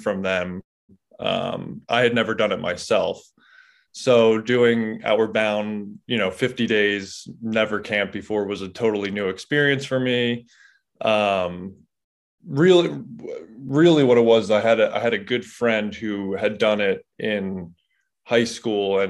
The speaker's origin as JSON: {"language": "English", "area": "Delaware County, outside Philadelphia", "region": "Pennsylvania", "country": "United States", "tie": "born or raised there", "moved": "as an adult", "lives_now": "Springdale, United States", "said": "I grew up in Philadelphia, right outside of Philadelphia, in a place called Delaware County, or as people know as Delco"}